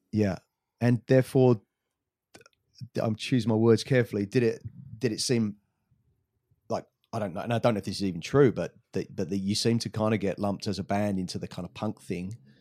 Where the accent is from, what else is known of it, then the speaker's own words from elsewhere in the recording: England, United Kingdom; growing up in England